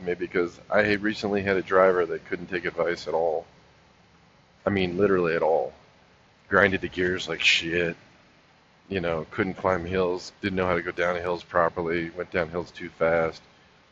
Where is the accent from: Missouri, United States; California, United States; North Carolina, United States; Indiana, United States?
California, United States; South Pasadena; moved away; also born or lived in Lakewood, California; I was born in Lakewood, which is the city right next to Long Beach. And then I moved to South Pasadena. So I lived in South Pasadena, Alhambra, Pasadena, San Gabriel, you know, that whole area.